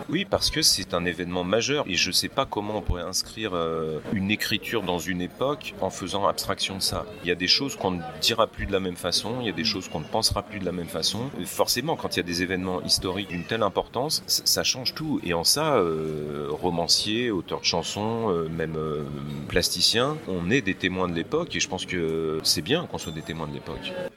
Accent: Charlieu, Auvergne-Rhône-Alpes, France; moved away; je vais retourner dans le lieu où je suis né, à, Charlieu, dans la Loire

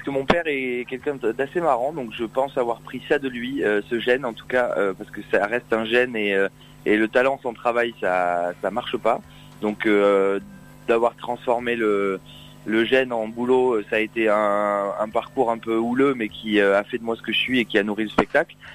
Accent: Saint-Émilion, Nouvelle-Aquitaine, France; moved away as an adult; now in Paris, France; je suis originaire du petit village de Saint-Émilion

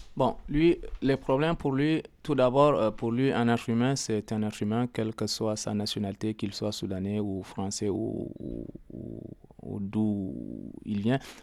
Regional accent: Chad; moved away; also born or lived in Libya; Je suis né dans un pays euh, arabophone

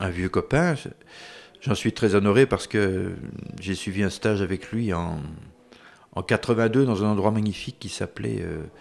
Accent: Wallonia, Belgium; En, Belgique francophone, on, se sent euh, chez nous en France, on regarde les mêmes émissions, on lit les mêmes livres, on, lit les mêmes journaux.

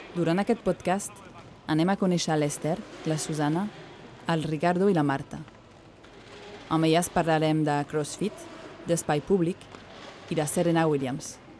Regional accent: France; moved away; Tinc 34 anys, sóc francesa, mare, blanca i feminista

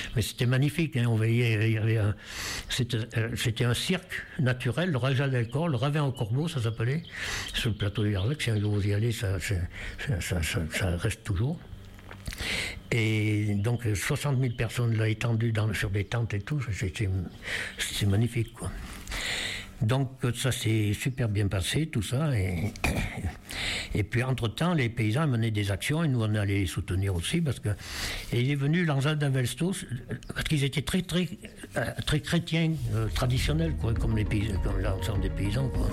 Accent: Auvergne-Rhône-Alpes, France; also born or lived in Larzac; je suis né à Montméran, à 5 km d'ici

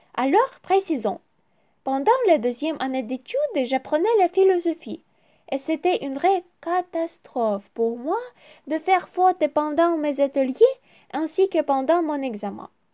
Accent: Ukraine; French is a second language; also born or lived in Kyiv; je suis ukrainienne, j'habite à Kiev

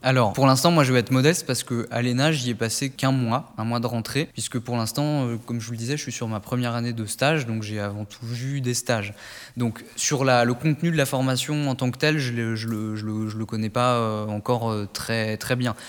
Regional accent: Nièvre, Burgundy, Bourgogne-Franche-Comté, France; moved away as an adult; also born or lived in Paris; je viens du département de la Nièvre en Bourgogne

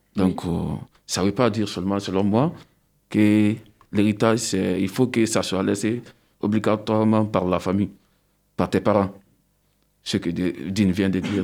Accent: Guinea; first language Susu; French is a second language; now in France; je suis né de la Guinée-Conakry

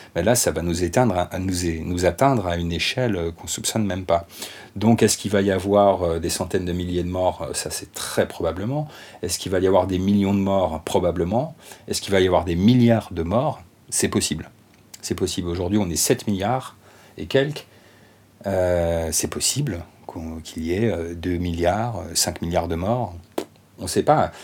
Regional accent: France; en tant que Français

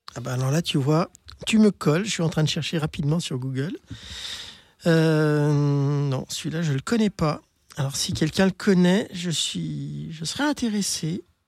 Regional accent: Lyon, Auvergne-Rhône-Alpes, France; je suis lyonnaise, donc ben, j'ai fait toute ma transition à Lyon

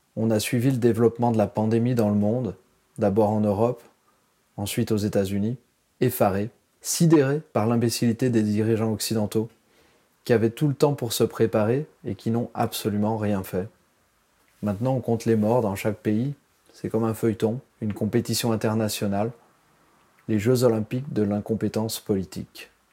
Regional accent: France; moved away as an adult; now in Taipei, Taiwan; je suis né en France, c'est maintenant à Taïwan que se trouve le centre du monde pour moi

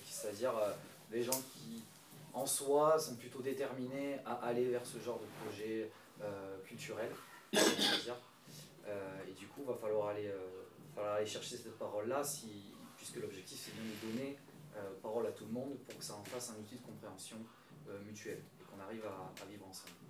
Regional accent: Bordeaux, Nouvelle-Aquitaine, France; Moi, initialement, je suis, je suis pas d'ici. Enfin, si, je suis bordelais, mais je suis pas du, quartier

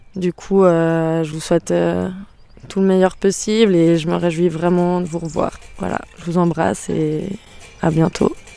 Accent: Switzerland; also born or lived in Geneva; Ici en Suisse

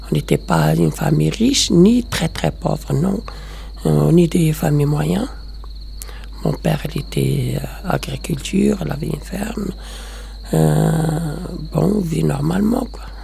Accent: Morocco; moved away as an adult; now in France; je viens de Maroc.

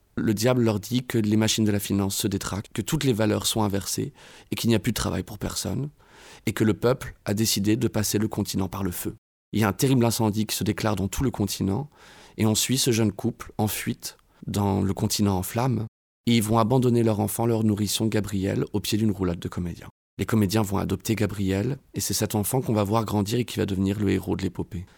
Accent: Évreux, Normandy, France; moved away as an adult; je suis né à Évreux, j'ai grandi à Évreux toute ma jeunesse jusqu'à mes 18 ans

